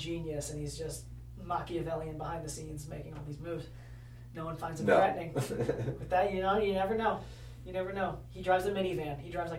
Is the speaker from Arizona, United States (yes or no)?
yes; Phoenix, Arizona, United States; Born and bred in Phoenix